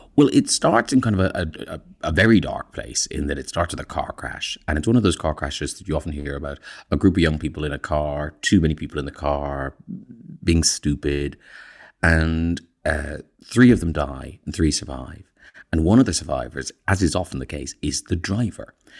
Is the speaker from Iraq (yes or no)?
no; Ireland; moved away as an adult; growing up in Ireland, in fact, I'm even older than Connor, so I left in eighty-three